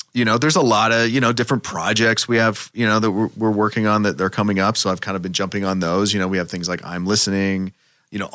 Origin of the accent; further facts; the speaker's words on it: Seattle, Washington, United States; moved away as an adult; now in Los Angeles, United States; growing up in Seattle, I was raised to hate